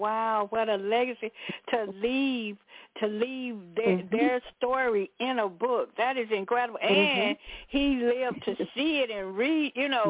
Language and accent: English; Deep South, United States; I come from the Deep South